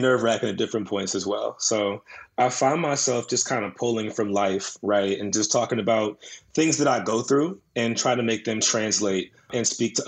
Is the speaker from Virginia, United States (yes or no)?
yes; Woodbridge, Virginia, United States; I'm from Woodbridge, Virginia. It's like an hour south of D.C.